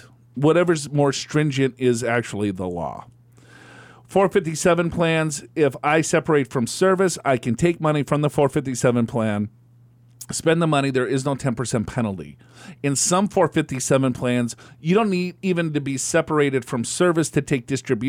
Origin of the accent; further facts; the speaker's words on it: Dominican Republic; born there; I was born in the Dominican Republic.